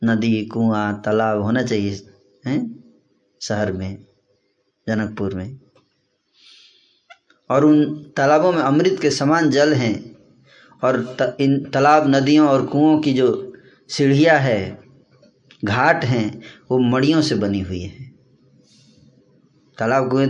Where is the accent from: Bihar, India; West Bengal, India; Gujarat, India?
Bihar, India; Buxar; विश्वामित्र जी का आश्रम था बक्सर में जहाँ मेरा होम टाउन है